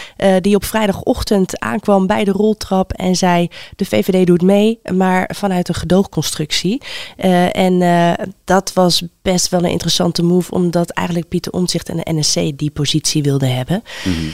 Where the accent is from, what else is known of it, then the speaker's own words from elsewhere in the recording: The Hague, South Holland, Netherlands; ik kom zelf uit Den Haag